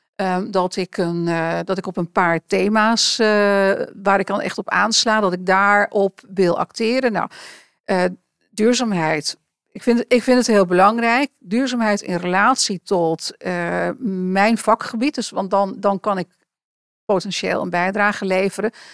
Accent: Enschede, Overijssel, Netherlands; moved away as an adult; ik ben geboren in Enschede en heb eh, daarna ehm, een wat groter gedeelte, lagere school, middelbare school, in een dorpje bij Enschede eh, geleefd.

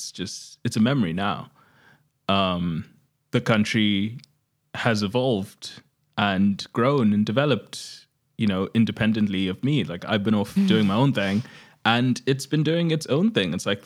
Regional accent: Zimbabwe; now in Australia; I'm representing Australia, but I'm from Zimbabwe.

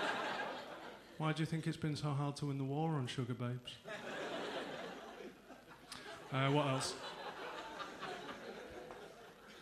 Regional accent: Salford, North West England, United Kingdom; I'm from Salford.

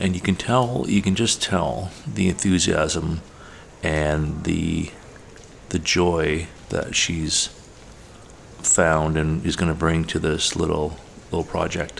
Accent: Tri-Cities, British Columbia, Canada; where I grew up in the Tri-Cities, which is an area within the lower mainland of BC

